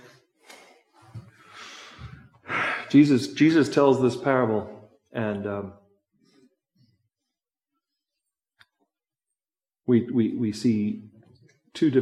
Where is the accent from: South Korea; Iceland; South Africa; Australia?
South Africa; now in United States; I come from South Africa, so I'm on the list. I'm on the list right now of being born in a country that might not measure up in some people's minds